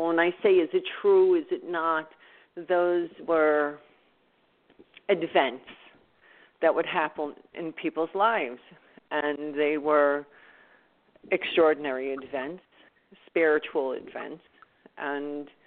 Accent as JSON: {"language": "English", "region": "Louisiana", "country": "United States", "tie": "born or raised there", "also_born_or_lived": "New Orleans", "moved": "yes", "lives_now": "New York, United States", "said": "I grew up in Louisiana."}